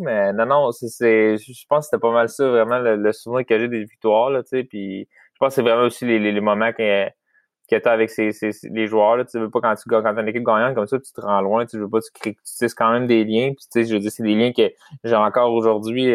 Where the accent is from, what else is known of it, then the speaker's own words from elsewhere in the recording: Saint-Louis-de-France, Quebec, Canada; je viens de Saint-Louis de France, c'est vraiment proche de Shawinigan